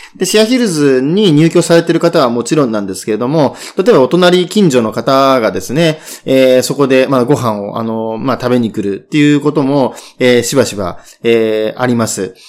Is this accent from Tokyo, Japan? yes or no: yes; Tokyo, Japan; 生まれは東京